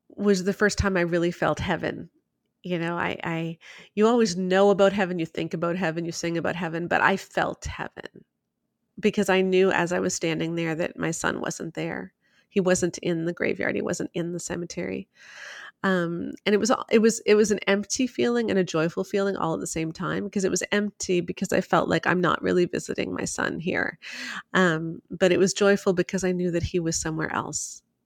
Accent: Toronto, Ontario, Canada; I grew up in Toronto, so largest city in Canada, I lived downtown for a lot of it, so big city girl.

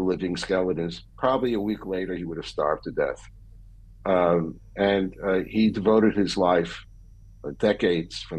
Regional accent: New York City, New York, United States; I was born and bred in Brooklyn, New York

